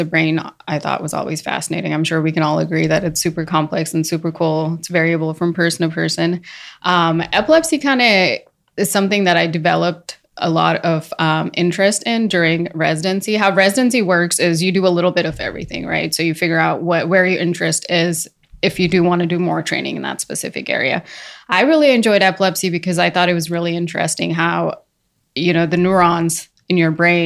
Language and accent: English; Sunnyvale, California, United States; also born or lived in India / Dubai / Abu Dhabi; Then when I was 10, we moved to the Bay Area. So I grew up in Sunnyvale, California